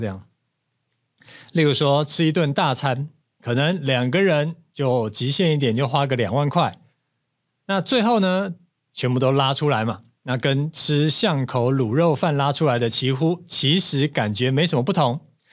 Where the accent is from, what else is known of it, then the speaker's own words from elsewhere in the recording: Taiwan; 咱们台湾人啊，其实是还蛮舍得花钱在旅游上面的